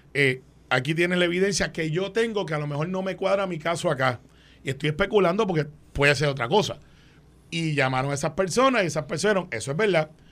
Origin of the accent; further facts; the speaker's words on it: Guaynabo, Puerto Rico; cuando yo crecí en Guaynabo